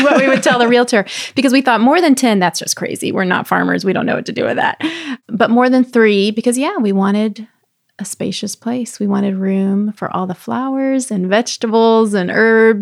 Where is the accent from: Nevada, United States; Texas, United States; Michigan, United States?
Texas, United States; moved away; also born or lived in Florida; I grew up with it in Texas